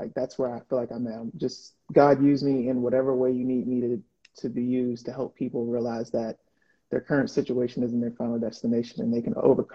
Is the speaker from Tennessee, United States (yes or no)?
no; Prince George's County, Maryland, United States; I was born and raised in Prince George's County